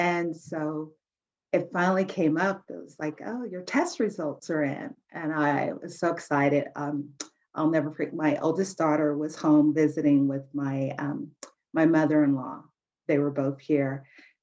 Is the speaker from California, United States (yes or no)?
no; Albuquerque, New Mexico, United States; I was born in Albuquerque, New Mexico